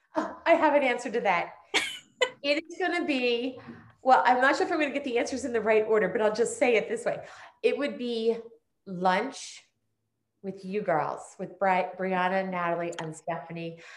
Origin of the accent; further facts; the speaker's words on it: Prospect Park, Pennsylvania, United States; also born or lived in Norwood, Pennsylvania; I was actually born in Norwood, and for those of us who live in the neighborhood, I say I was born and raised in Prospect Park.